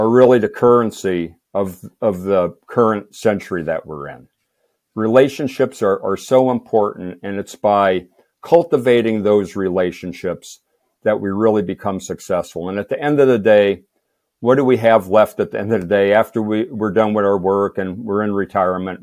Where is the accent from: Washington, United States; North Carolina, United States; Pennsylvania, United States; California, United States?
Pennsylvania, United States; Moosic; I was born in Moosic, Pennsylvania, a town of around five thousand